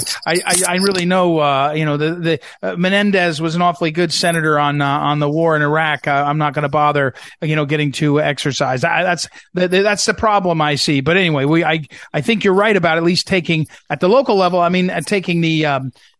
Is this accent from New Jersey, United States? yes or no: yes; New Jersey, United States; also born or lived in St. Louis, Missouri; now in Northern Virginia, United States; I come from St. Louis for 25 years, and I live in Northern Virginia now. But my radio show is on in San Diego. But I grew up in New Jersey